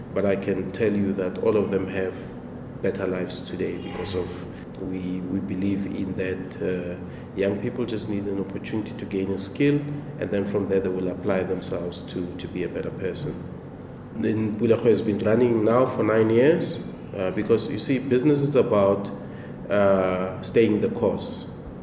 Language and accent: English; Temba, Gauteng, South Africa; I'm originally from Temba, which is in Hammanskraal, Pretoria.